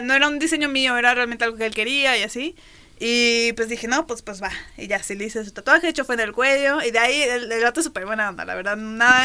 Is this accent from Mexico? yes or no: yes; Mexico; uno como mexicano